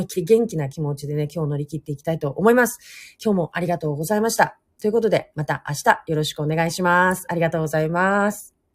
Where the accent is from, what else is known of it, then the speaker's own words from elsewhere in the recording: Hokkaido, Japan; now in Nagasaki, Japan; 北海道出身なので